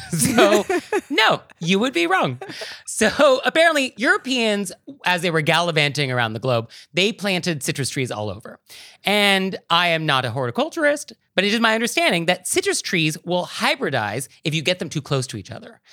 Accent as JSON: {"language": "English", "region": "West Coast", "country": "United States", "tie": "born or raised there", "moved": "yes", "lives_now": "New York City, United States"}